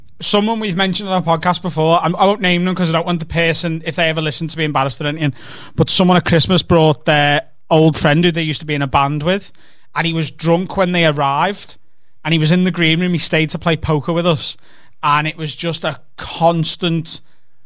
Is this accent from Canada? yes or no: no; Liverpool, North West England, United Kingdom; I'm from Liverpool